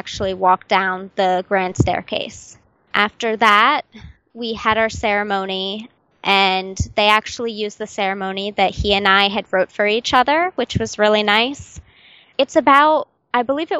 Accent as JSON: {"language": "English", "country": "United States", "said": "I'm from America"}